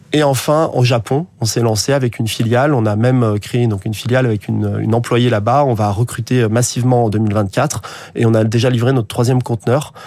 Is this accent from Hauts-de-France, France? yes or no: no; Haute-Savoie, Auvergne-Rhône-Alpes, France; moved away as an adult; also born or lived in Paris; now in Vendée, France; moi, je suis originaire de Haute-Savoie.